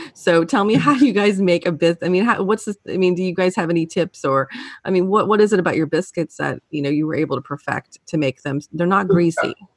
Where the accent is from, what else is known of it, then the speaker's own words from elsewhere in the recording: New Orleans, Louisiana, United States; now in North Carolina, United States; growing up in New Orleans